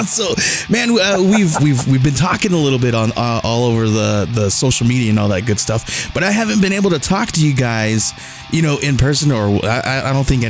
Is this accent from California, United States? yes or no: yes; California, United States; moved away; also born or lived in Arizona; Latino and growing up in California and then moving out to Arizona